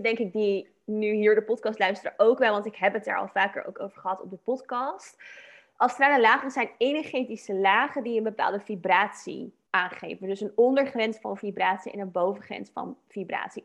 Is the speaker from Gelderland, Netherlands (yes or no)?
no; Dordrecht, South Holland, Netherlands; moved away as an adult; ik kwam zelf oorspronkelijk uit Dordrecht in Nederland dan. Toen ik nog in Nederland woonde. En dat is hm. niet super groot, ook niet heel klein. Maar weet je, en dan had je daar een wijk van Dubbeldam waar ik dan in opgroeide.